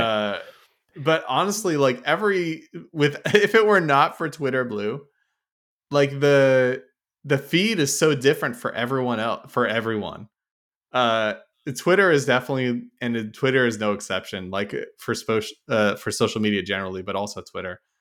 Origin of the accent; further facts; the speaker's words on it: Oakland, California, United States; now in New Jersey, United States; I used y'all when I grew up in California